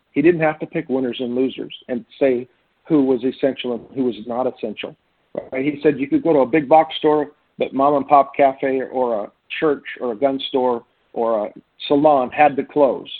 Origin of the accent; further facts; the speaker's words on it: Jefferson County, Washington, United States; also born or lived in Olympia, Washington; now in Republic, United States; to school in Jefferson County, uh, from grade school through freshman year of high school in Jefferson County on the west side